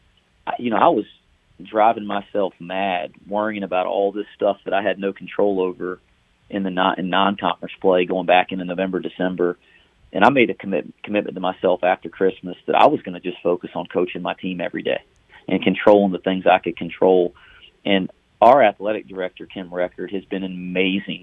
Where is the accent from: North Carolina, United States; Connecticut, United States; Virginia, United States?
North Carolina, United States; I was born and raised here in North Carolina